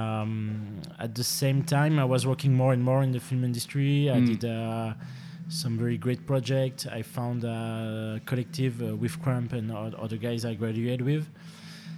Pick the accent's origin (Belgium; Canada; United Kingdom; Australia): Belgium; Stambruges, Wallonia; moved away as an adult; now in Brussels, Belgium; originally I'm from Hainaut